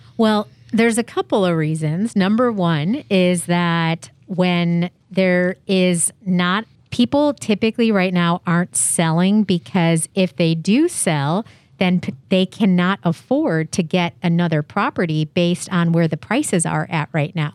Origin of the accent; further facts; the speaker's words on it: Chicago, Illinois, United States; now in San Diego, United States; I'm originally from Chicago